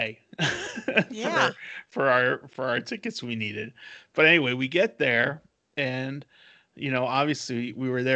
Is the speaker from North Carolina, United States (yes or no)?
yes; Raleigh, North Carolina, United States; we're from Raleigh, North Carolina